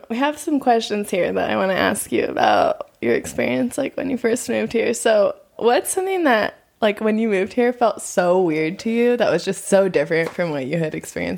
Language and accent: English; United States; moved away as an adult; now in Nepal; I am from America.